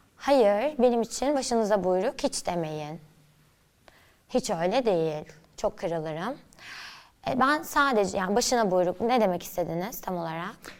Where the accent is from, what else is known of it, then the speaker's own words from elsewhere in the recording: Istanbul, Turkey; İstanbul'da büyüdüm, Nişantaşı'nda.